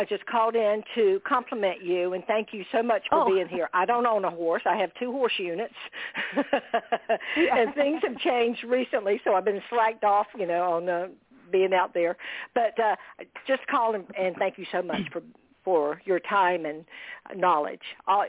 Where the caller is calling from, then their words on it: Daytona Beach, Florida, United States; Daytona Beach. It's beautiful here today.